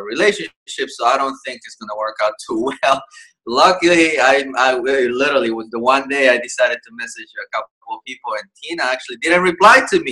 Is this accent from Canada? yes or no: no; El Salvador; now in New York City, United States; I was born and raised in El Salvador, and I came here about 19 years.